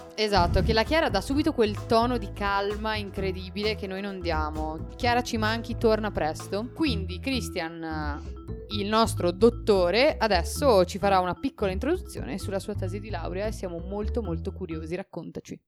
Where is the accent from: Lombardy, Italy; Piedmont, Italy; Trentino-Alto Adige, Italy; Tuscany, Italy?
Trentino-Alto Adige, Italy; Bolzano; noi che siamo di Bolzano